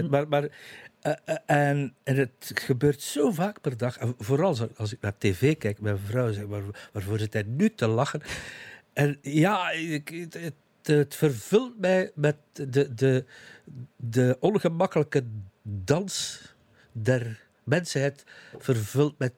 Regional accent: East Flanders, Belgium; eigenlijk de koers heb ik van kinds af aan. Ik ben een kind van de Vlaamse Ardennen.

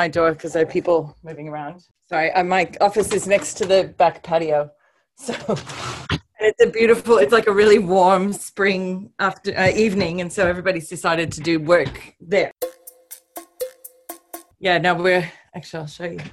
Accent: Oregon, United States; moved away as an adult; now in Australia; I was raised on a cattle ranch myself in Oregon

